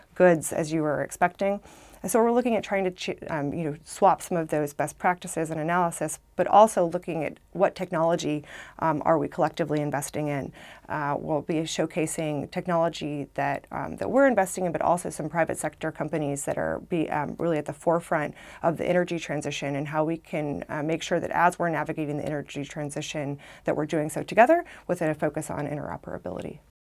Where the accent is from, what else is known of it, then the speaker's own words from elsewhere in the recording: Arkansas, United States; moved away as an adult; now in Washington, D.C., United States; I came from Arkansas.